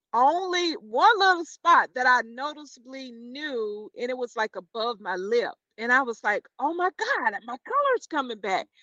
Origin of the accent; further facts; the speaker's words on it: Chester, South Carolina, United States; now in Charlotte, United States; hometown, Chester, South Carolina